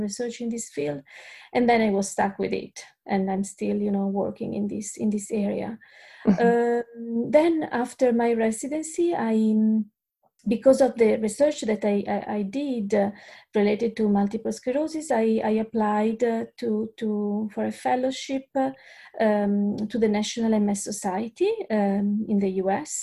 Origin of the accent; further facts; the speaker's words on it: Italy; English is a second language; moved away as an adult; now in Australia; I'm originally from Italy.